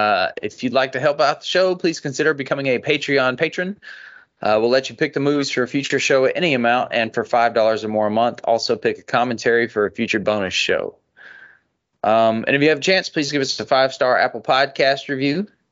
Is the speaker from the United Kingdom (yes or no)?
no; Australia; I'm from Australia, and I love you guys.